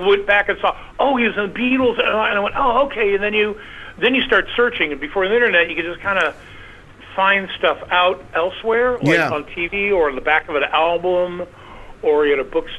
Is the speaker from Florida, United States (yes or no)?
no; Kansas, United States; I grew up in Kansas. I mean, smack dab in the center. I'm 62, so I was born in 55.